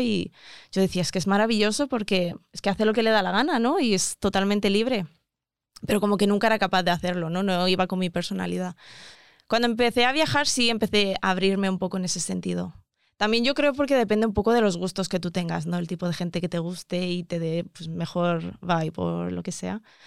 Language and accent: Spanish; Mozambique; moved away; also born or lived in South Africa; vengo de, Mozambique